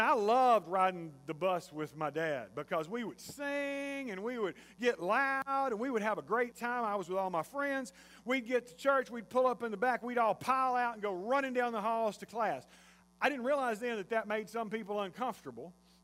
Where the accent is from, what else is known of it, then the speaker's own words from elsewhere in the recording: Jasper, Texas, United States; I grew up in Jasper, Texas